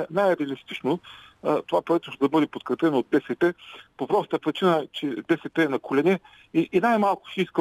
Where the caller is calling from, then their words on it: Ruse, Ruse Province, Bulgaria; Здравейте, здравейте госпожо Великова